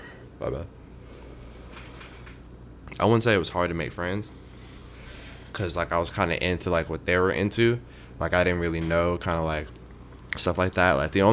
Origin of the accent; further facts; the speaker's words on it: Mooresville, North Carolina, United States; moved away as an adult; also born or lived in Charlotte, North Carolina; now in Los Angeles, United States; Yeah, I'm from Mooresville, so it's, like... The population, I think it's like 30 or like 40,000, so mm-hmm. It's like not the biggest, but it's like where Charlotte is, it's yeah. Like it's like right there, like 20-30 minutes